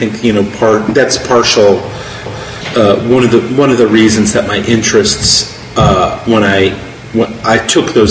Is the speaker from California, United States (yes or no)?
yes; Oakland, California, United States; I was born and raised in Oakland, California.